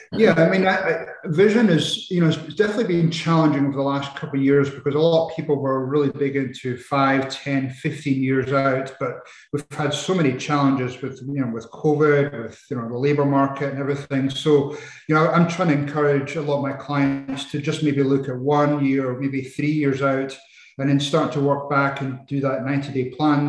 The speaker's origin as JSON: {"language": "English", "town": "Edinburgh", "region": "Scotland", "country": "United Kingdom", "tie": "born or raised there", "also_born_or_lived": "Arizona, United States", "moved": "as an adult", "said": "I uh, was brought up in Edinburgh, in Scotland"}